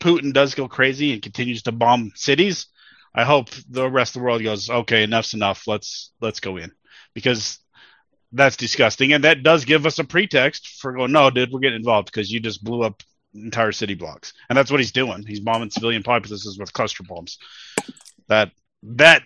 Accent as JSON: {"language": "English", "country": "United States", "said": "my fellow Americans"}